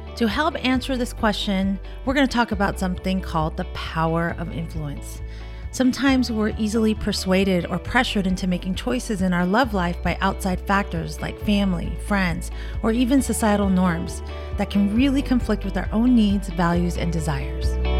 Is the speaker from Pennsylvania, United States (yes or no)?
no; Orange County, California, United States; I grew up in Orange County in the suburban neighborhood